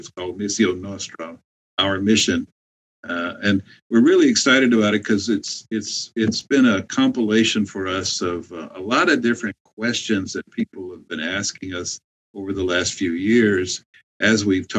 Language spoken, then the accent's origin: English; Louisiana, United States; born there; also born or lived in Texas, United States / Mexico; So I was born in Louisiana, and then of course I served in Texas and Mexico, and both places, you know, where Catholics are the majority.